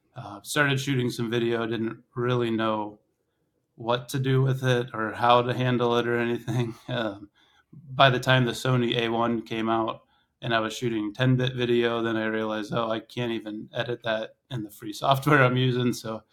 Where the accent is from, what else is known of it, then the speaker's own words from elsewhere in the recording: Ohio, United States; moved away as an adult; also born or lived in Alaska; So I grew up in Northeast Ohio.